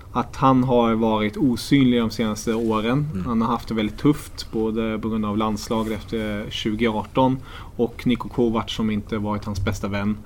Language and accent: Swedish; Germany; moved away; jag är tysk